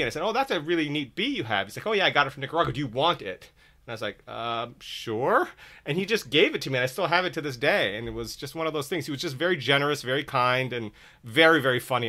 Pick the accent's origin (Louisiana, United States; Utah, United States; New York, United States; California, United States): California, United States; Redondo Beach; I grew up in Redondo Beach